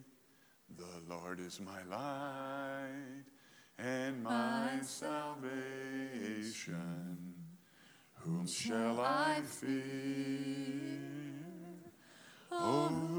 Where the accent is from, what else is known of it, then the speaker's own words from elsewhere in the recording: United States; I was born in America